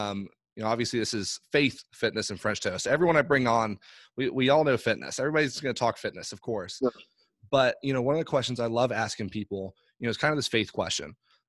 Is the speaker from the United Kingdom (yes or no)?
no; Ireland; I grew up overseas in Ireland. My parents are missionaries over there.